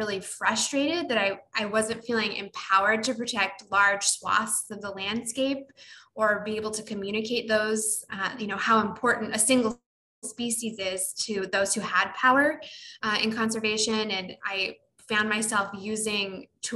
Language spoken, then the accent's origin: English; United States; I grew up in the United States